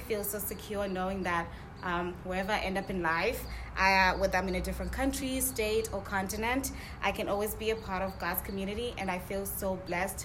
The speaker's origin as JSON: {"language": "English", "country": "Zimbabwe", "moved": "as an adult", "lives_now": "United States", "said": "I'm an international student. I'm from Zimbabwe"}